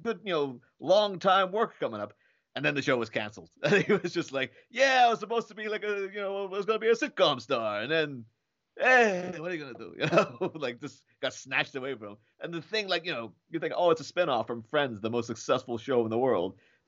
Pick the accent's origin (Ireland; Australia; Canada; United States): Ireland; Like, I'm from Ireland. Obviously, there were guns in Ireland for a long time because of the troubles and stuff.